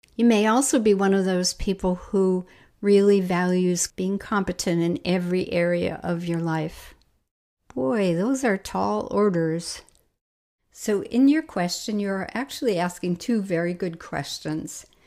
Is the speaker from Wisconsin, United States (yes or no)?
yes; Milwaukee, Wisconsin, United States; my hometown of Milwaukee